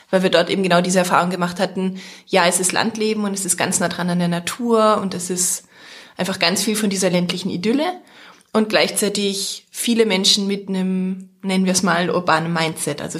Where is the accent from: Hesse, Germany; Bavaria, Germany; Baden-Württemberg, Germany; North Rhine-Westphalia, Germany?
Baden-Württemberg, Germany; Heilbronn; moved away as an adult; also born or lived in Vienna, Austria; now in Fläming, Germany; habe eigentlich gar keinen dörflichen oder ländlichen Hintergrund. Also ich bin in der Stadt aufgewachsen, in Heilbronn in Baden-Württemberg, bin dann zum Studium nach Wien gegangen und bin damals in Österreich zum ersten Mal aufs Land gezogen.